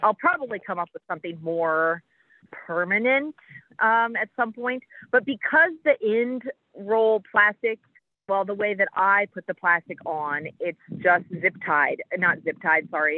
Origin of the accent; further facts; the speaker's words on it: Midwest, United States; now in Jamestown, United States; growing up in the Midwest